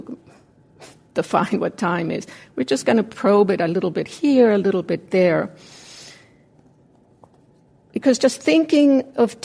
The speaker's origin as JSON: {"language": "English", "region": "Mexico City", "country": "Mexico", "tie": "born or raised there", "moved": "yes", "said": "When I was a kid growing up in Mexico City"}